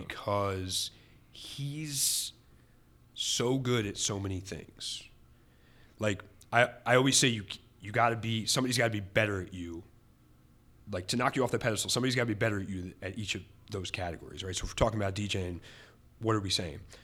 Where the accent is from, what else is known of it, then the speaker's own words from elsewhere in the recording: Reading, Pennsylvania, United States; my hometown of Reading.